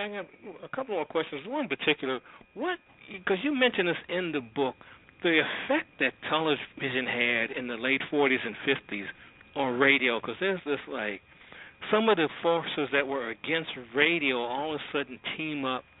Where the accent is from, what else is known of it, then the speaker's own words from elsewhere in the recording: Washington, District of Columbia, United States; I grew up in the Washington, D.C. area